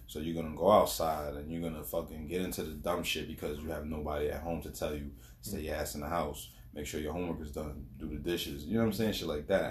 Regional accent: New York City, New York, United States; now in Long Island, United States; That's where I'm from

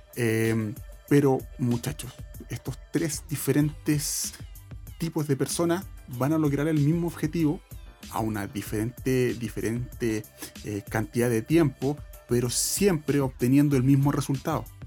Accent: Santiago, Santiago Metropolitan Region, Chile; yo soy de Santiago

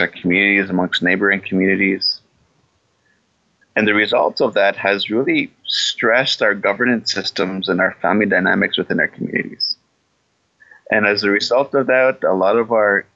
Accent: Canada; I'm from Palmaker Cree Nation

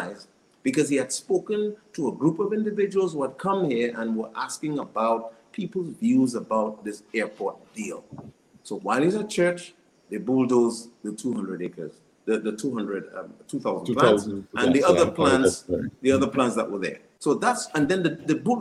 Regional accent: Saint Joseph, Dominica; I grew up in the St. Joseph area. I spent most of my youth on the lands

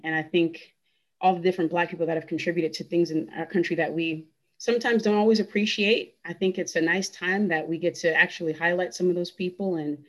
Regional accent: Louisiana, United States; especially for me, it's very personal because I'm actually originally from Louisiana. So my family history, you know, my family's been in this country for hundreds of years.

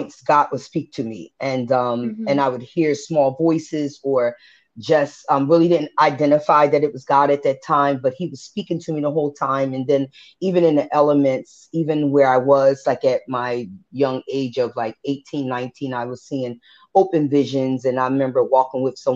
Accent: Philadelphia, Pennsylvania, United States; moved away as an adult; also born or lived in Vineland, New Jersey; now in New Jersey, United States; I grew up in West Philly. So I consider myself Jersey/Philly, but more a Philly girl because I really have, you know, was raised up in Philadelphia

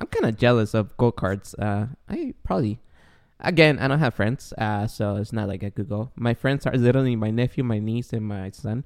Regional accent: Guatemala; now in United States; I grew up in Guatemala

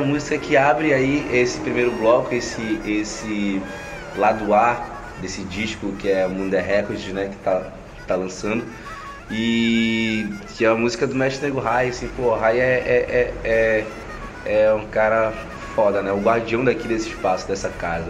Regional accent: Belém, Pará, Brazil; sou aqui de Coraci

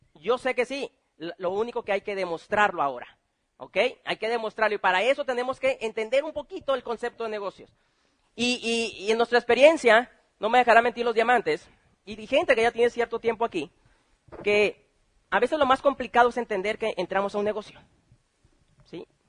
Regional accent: Mexico; somos buenos mexicanos

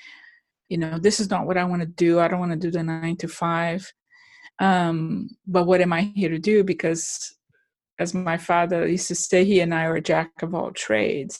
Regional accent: Brazil; moved away as an adult; I'm from Brazil

